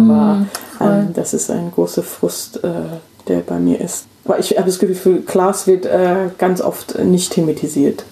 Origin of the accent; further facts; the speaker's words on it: England, United Kingdom; German is a second language; moved away as an adult; now in Hessen, Germany; also ich bin in England aufgewachsen